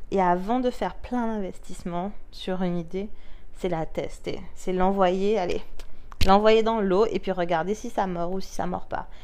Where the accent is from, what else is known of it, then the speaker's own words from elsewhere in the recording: France; Nous, en tant que Français